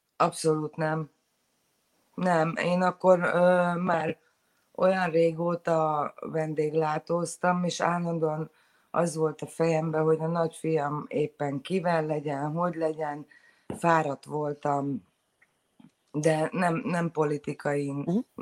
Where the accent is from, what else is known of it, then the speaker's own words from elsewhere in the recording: Szentendre, Pest, Hungary; moved away as an adult; now in Sydney, Australia; Szentendrei vagyok, azért az elég zárt közösség